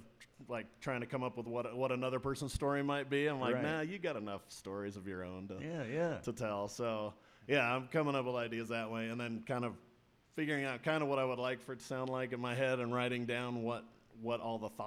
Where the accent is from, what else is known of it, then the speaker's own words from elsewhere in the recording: Colorado, United States; I'm from Colorado